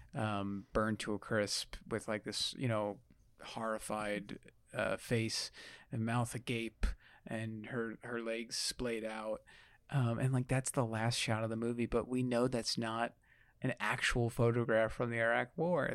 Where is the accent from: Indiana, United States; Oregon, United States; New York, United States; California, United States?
New York, United States; I'm from New York